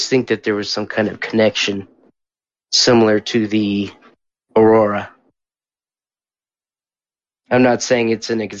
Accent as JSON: {"language": "English", "town": "Christchurch", "region": "Canterbury", "country": "New Zealand", "said": "from Christchurch."}